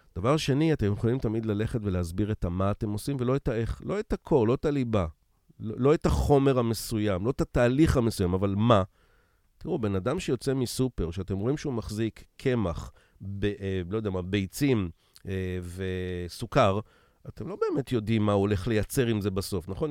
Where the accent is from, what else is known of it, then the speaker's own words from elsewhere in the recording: Israel; אני ישראלי